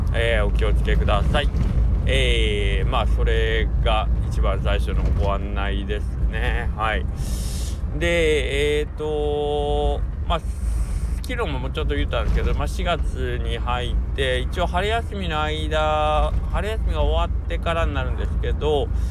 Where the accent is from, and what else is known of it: Kagawa, Japan